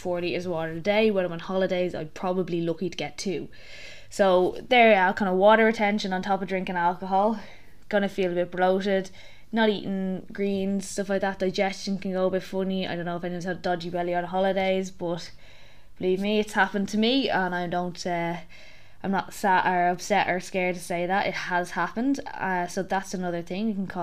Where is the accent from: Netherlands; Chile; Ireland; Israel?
Ireland; The curse of being Irish